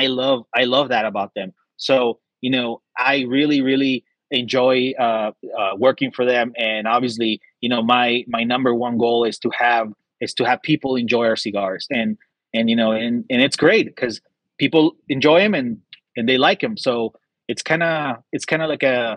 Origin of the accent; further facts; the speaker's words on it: Texas, United States; also born or lived in Dallas; I'm from Texas. I live in Texas.